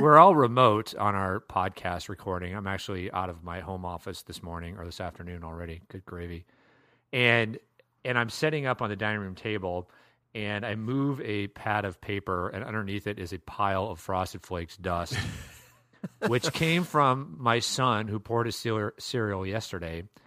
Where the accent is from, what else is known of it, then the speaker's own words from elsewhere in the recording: Iowa, United States; now in Minnesota, United States; I grew up in Iowa